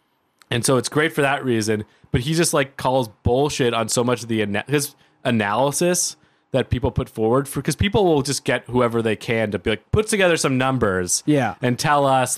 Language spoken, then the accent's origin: English; Toronto, Ontario, Canada; growing up in Toronto, like I grew up in a nice neighborhood